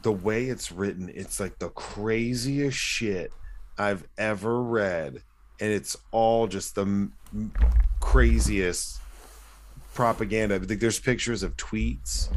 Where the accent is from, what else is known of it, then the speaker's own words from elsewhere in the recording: Southlake, Texas, United States; "Well, where'd you grow up?" And you're like, "Oh, Southlake."